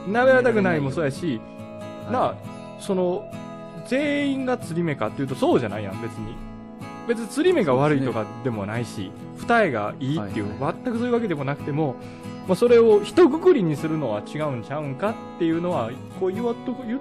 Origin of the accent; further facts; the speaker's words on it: Hokkaido, Japan; now in Mie, Japan; 自分も北海道出身なんで、まあ、こここ三重県にいると、うん、この冬もう夏も半袖できないんでしょって言われた時は